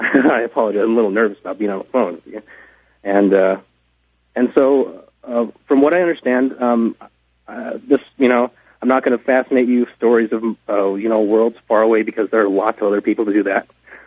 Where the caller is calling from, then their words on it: Los Angeles, California, United States; I'm calling from Los Angeles.